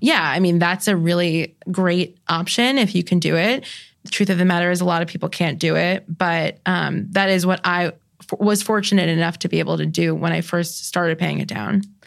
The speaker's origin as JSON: {"language": "English", "region": "New York", "country": "United States", "said": "I'm a New Yorker"}